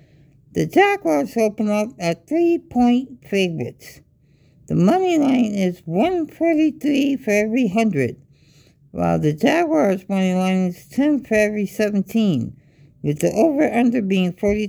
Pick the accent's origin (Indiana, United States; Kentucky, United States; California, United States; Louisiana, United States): Louisiana, United States; the Bayou; I'm from the Bayou